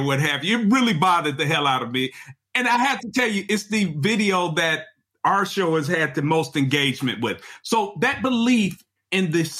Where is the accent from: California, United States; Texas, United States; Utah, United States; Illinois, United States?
Illinois, United States; Chicago; also born or lived in Mississippi; I am a Chicagoan who was educated